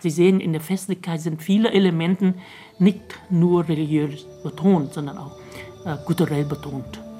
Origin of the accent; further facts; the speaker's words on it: Vietnam; now in Switzerland; okay, wir sind Vietnamesen, aber trotzdem, wir sind Schweizer. Wir sollen hier gut integrieren und nicht assimiliert werden.